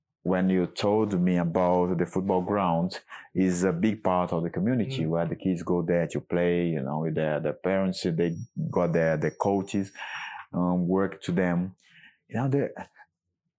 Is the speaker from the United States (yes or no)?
no; Minas Gerais, Brazil; now in London, United Kingdom; I'm in Brazil, in Belo Horizonte, and then go to my hometown.